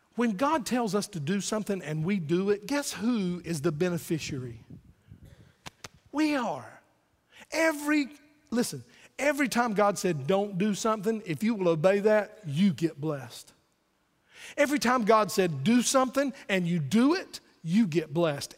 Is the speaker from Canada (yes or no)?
no; Wayne County, North Carolina, United States; I'm from Wayne County, North Carolina